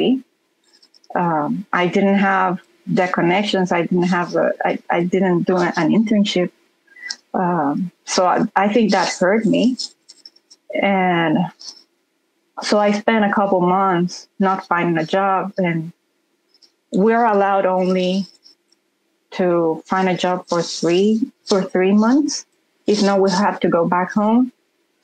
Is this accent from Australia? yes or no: no; Honduras; English is a second language; moved away as an adult; now in Oklahoma, United States; I'm from Honduras, and both my parents are civil engineers